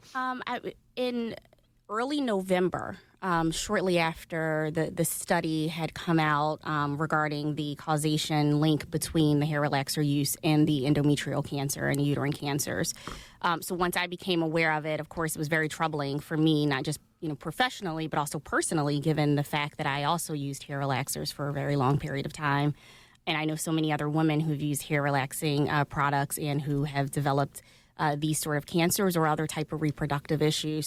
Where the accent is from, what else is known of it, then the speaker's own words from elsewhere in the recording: Philadelphia, Pennsylvania, United States; West Philly right near 61st and Market